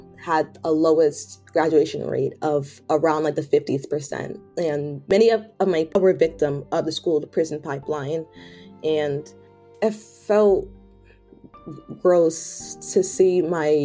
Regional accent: Hartford, Connecticut, United States; moved away as an adult; also born or lived in Washington, D.C.; I was born in Hartford, Connecticut. I was born in a predominantly Black neighborhood

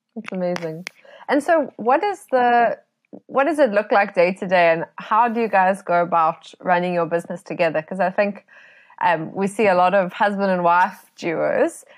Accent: South Africa; as South African photographers

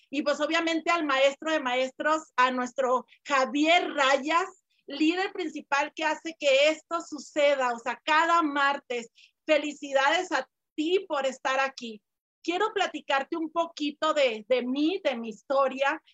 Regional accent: Mexico; now in Guadalajara, Mexico; yo no soy de Guadalajara, soy de otro estado, de aquí de, de México.

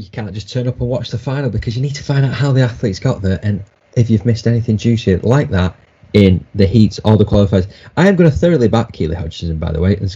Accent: Wigan, North West England, United Kingdom

